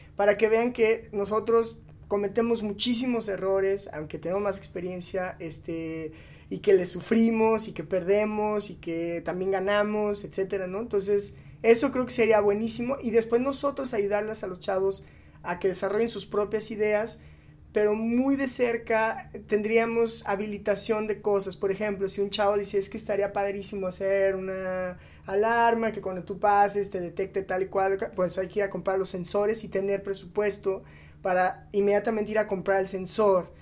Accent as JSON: {"language": "Spanish", "country": "Mexico", "said": "somos mexicanos"}